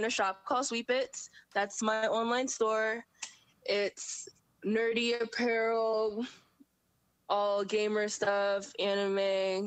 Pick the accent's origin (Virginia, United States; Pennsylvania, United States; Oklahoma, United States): Virginia, United States; Virginia Beach; I'm based in Hampton Roads. I'm from Virginia Beach